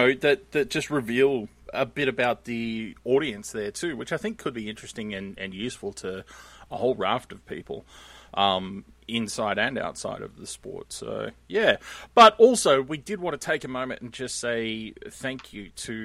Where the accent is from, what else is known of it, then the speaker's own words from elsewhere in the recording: Australia; It's fine. I'm Australian.